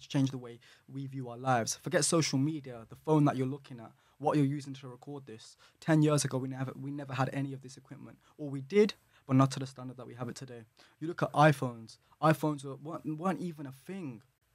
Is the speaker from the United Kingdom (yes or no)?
yes; Birmingham, West Midlands, United Kingdom; I'm from Birmingham.